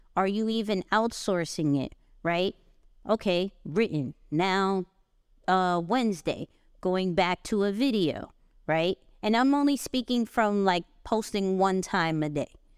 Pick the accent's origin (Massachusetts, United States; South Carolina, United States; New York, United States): New York, United States; I'm a New Yorker